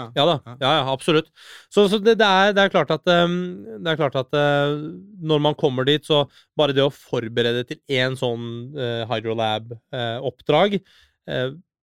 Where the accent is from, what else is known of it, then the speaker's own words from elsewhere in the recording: Norway; also born or lived in Iran / Oslo, Norway; jeg har jo vokst opp i Norge, og jeg er en norsk statsborger